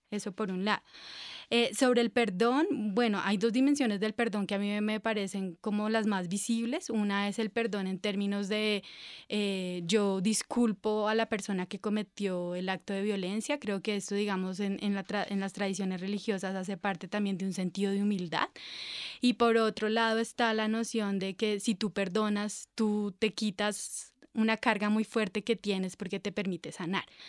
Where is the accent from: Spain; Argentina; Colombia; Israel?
Colombia